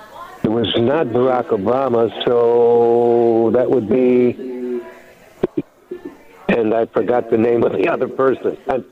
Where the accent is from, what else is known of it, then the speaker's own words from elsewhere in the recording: Detroit, Michigan, United States; I grew up watching … in Detroit